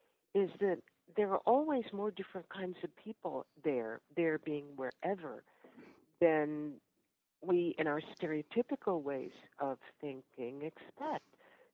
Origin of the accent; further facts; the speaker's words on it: Oakland, California, United States; moved away as an adult; also born or lived in Ghana; now in Newark, United States; I am from Oakland, California. I just came back from Oakland, California, where my 92-year-old father still lives.